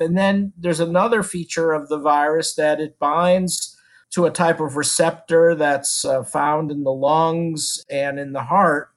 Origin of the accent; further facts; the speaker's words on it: Houston, Texas, United States; I'm from Houston